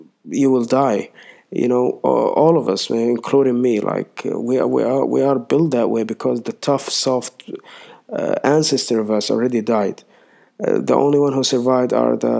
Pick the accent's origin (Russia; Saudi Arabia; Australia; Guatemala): Saudi Arabia; I'm from Saudi Arabia